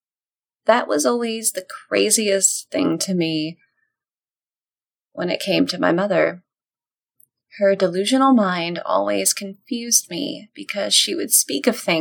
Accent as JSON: {"language": "English", "region": "Texas", "country": "United States", "said": "as a Texan"}